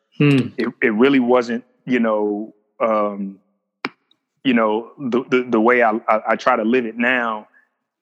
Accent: Flint, Michigan, United States; moved away as an adult; also born or lived in Bossier City, Louisiana / New Orleans, Louisiana / Marble Falls, Texas; now in Austin, United States; It was just growing up in Flint. It was being a Flintstone.

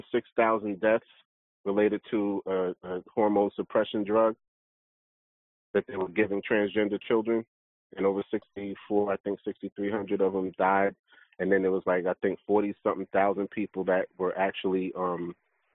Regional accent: New York City, New York, United States; I knew a couple of them growing up in Brooklyn

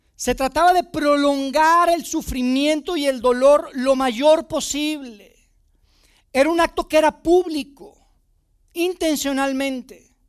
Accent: Monterrey, Nuevo León, Mexico; moved away as an adult; now in Mexico City, Mexico; yo no soy de Ciudad de México, me mudé con mi familia a Ciudad de México hace, hace algunos años y, pues, yo crecí en Monterrey, yo vivía, viví toda mi vida en Monterrey

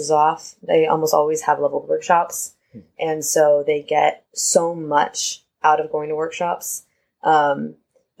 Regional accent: West Coast, United States; I'm from the West Coast

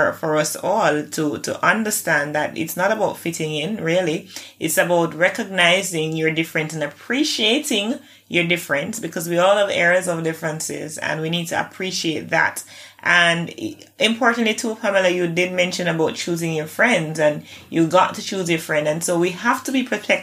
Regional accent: Jamaica; we're still a classist society here in Jamaica

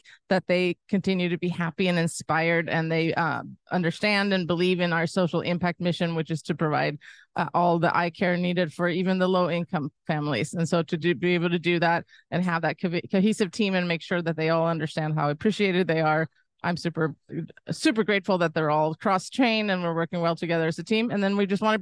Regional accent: Sweden; also born or lived in San Francisco / Sonoma County; now in United States; I'm from Sweden originally

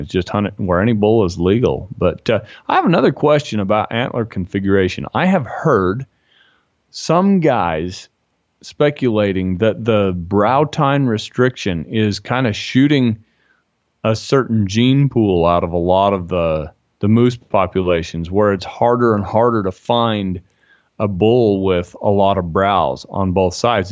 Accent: Utah, United States; I'm from Utah

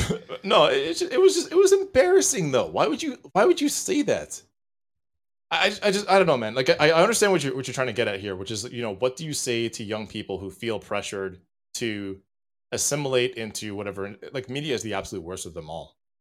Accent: Jamaica; I am a, a Jamaican chauvinist

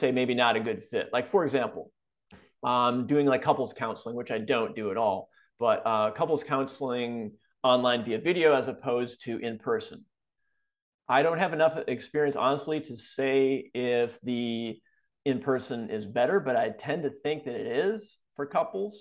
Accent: Wisconsin, United States; also born or lived in California; now in Florida, United States; I grew up in Wisconsin, so I have a lot of family and friends still there

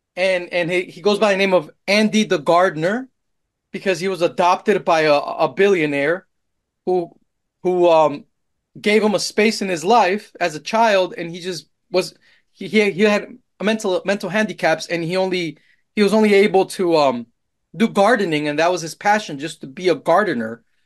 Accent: Colombia; moved away; also born or lived in Austin, Texas; I'm Colombian

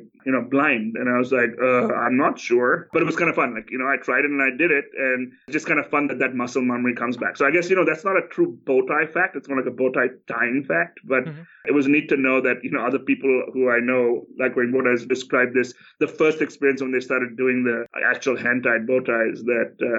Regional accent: India; moved away; I grew up in India.

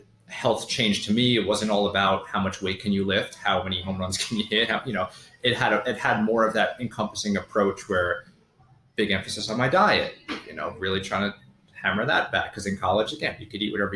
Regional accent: New York, United States; moved away as an adult; also born or lived in Connecticut; now in Charleston, United States; ended up going back home to New York, ended up living in Connecticut.

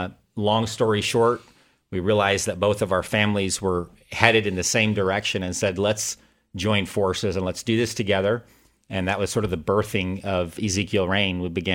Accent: Thailand; I was born and raised in Thailand as the son of missionaries.

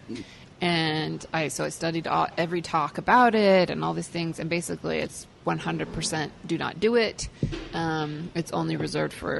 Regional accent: Hood River, Oregon, United States; moved away; It's a very small town, so I'm from it's a tiny, tiny town, very rural, sort of orchards, lots of pear and apple orchards there. So it was a great place to grow up.

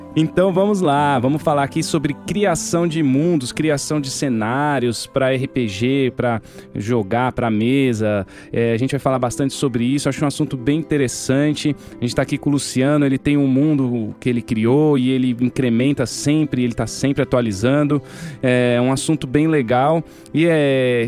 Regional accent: Minas Gerais, Brazil; now in São Paulo, Brazil; A gente foi criado em Minas, eu e o Daniel

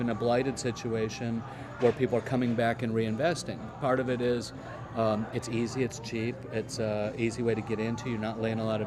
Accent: Michigan, United States; also born or lived in Florida / South Carolina / Atlanta; now in Charlotte, United States; We grew up in the Midwest.

